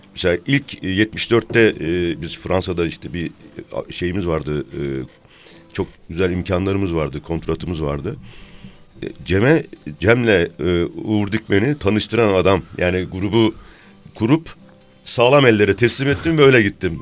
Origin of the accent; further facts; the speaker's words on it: Isparta, Turkey; accent: Isparta; Şimdi ben Ispartalıyım